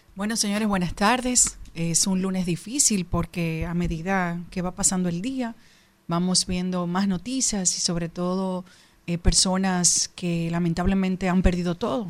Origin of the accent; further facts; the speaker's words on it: Dominican Republic; Yo particularmente como dominicana